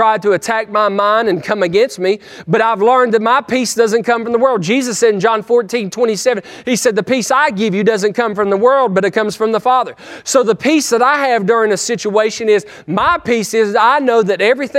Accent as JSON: {"language": "English", "region": "West Virginia", "country": "United States", "said": "I'm a hillbilly from West Virginia"}